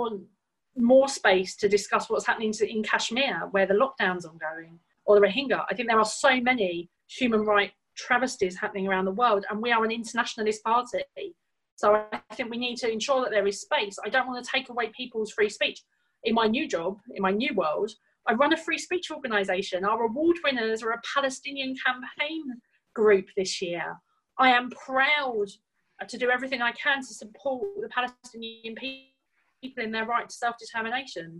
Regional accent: United Kingdom; I'm a British Jew

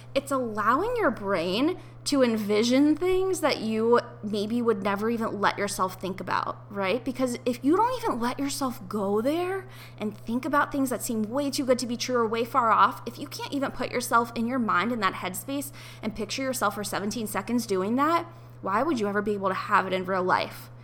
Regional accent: Ohio, United States; moved away as an adult; also born or lived in New York; I had to move out of my apartment in New York and I had to move back home to my parents' house in Ohio

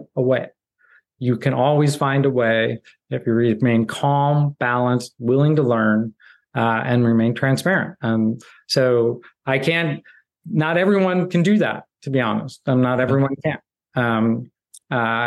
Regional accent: Midwest, United States; I grew up in the Midwest

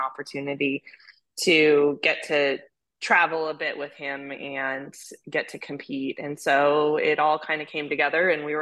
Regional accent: Hawaii, United States; also born or lived in California; now in Wellington, United States; I grew up in Hawaii riding.

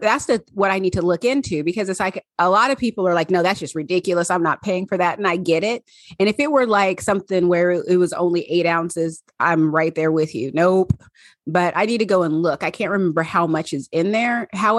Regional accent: Pacific Northwest, United States; accent: Southern; And my Southern accent came out and I was born and raised in the Pacific Northwest. So I only have a Southern accent occasionally.

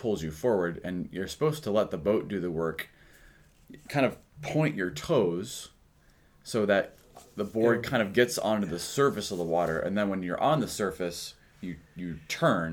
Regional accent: Akron, Ohio, United States; I grew up in Akron

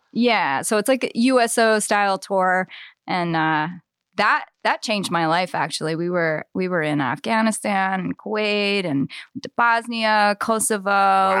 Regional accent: Eastern Shore, Maryland, United States; also born or lived in Annapolis; now in Baltimore, United States; grandparents had a farm on the eastern shore and I spent much of my childhood there

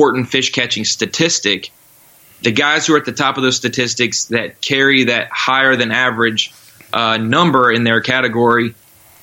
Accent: North Carolina, United States; moved away as an adult; also born or lived in Florida; now in Arkansas, United States; We moved to North Carolina, and I spent the last 18 or 19 years of my life there before moving to Arkansas last year

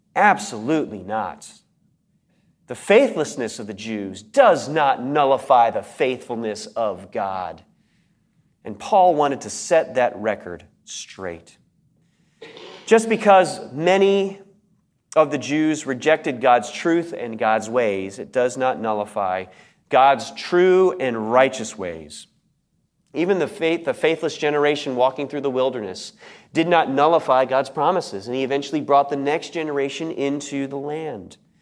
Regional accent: United States; I was an American

